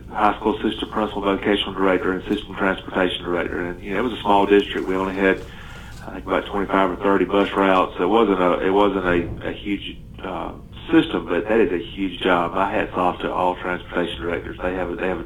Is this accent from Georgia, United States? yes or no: yes; Turner County, South Georgia, United States; moved away as an adult; also born or lived in Lanier County, Georgia; now in Bremen, United States; Turner County, which was my hometown. I got to go back home